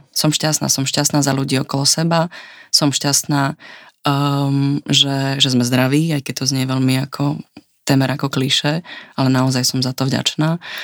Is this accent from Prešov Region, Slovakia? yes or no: no; Martin, Žilina Region, Slovakia; also born or lived in Prague; now in Vienna, Austria; ja vlastne pochádzam z Martina